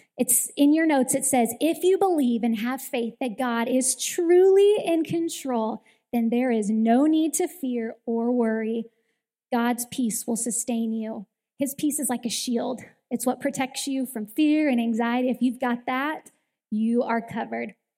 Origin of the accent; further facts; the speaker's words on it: Southern California, United States; I grew up in Southern California, and my grandparents had a house on the ocean